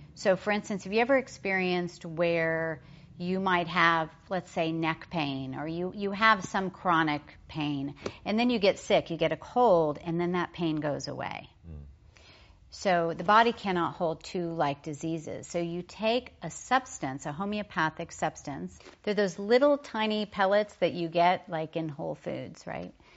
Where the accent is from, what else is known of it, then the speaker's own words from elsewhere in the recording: Oklahoma, United States; I was raised in Oklahoma